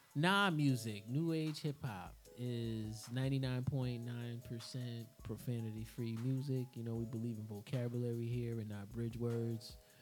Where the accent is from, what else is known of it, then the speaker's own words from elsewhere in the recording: New York City, New York, United States; I'm from Queens.